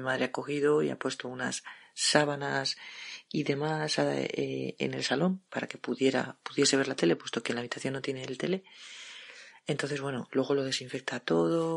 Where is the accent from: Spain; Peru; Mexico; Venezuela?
Spain; Madrid, Community of Madrid; soy de Madrid